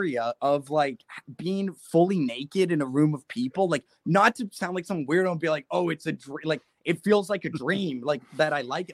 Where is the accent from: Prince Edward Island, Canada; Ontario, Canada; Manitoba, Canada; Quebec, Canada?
Ontario, Canada; Mississauga; I'm from Mississauga, just outside of Toronto